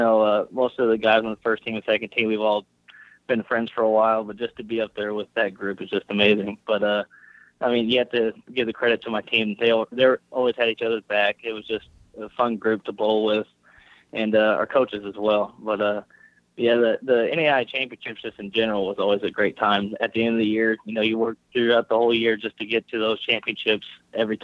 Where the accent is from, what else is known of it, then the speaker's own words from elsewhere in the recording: Evansville, Indiana, United States; moved away as an adult; I'm originally from Evansville, Indiana, which is about 3.5 hours away.